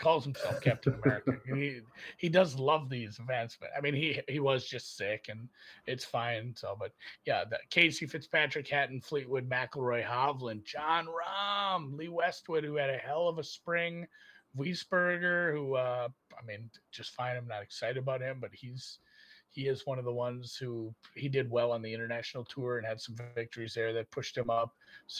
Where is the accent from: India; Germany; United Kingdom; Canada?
Germany; born there; I'm from Europe. I had dual citizenship until I was 18. I was born in Germany. I have Luxembourgish lineage.